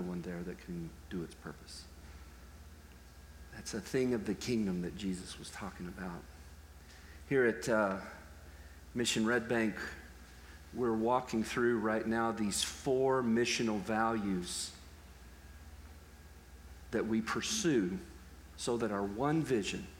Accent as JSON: {"language": "English", "region": "Texas", "country": "United States", "said": "I'm from Texas"}